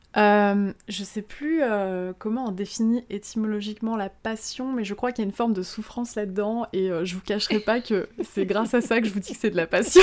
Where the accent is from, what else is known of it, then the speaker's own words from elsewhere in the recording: Moselle, Grand Est, France; also born or lived in Luxembourg; now in Lyon, France; je suis originaire de Moselle, donc je euh, c'est vraiment à l'est de la France, à la frontière du Luxembourg au départ